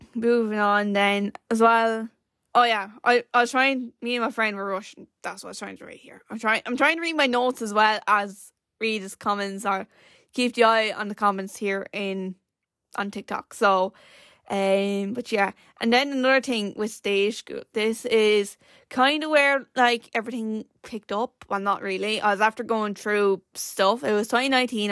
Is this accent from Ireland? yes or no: yes; Ireland; being born as an Irish person is just the best thing ever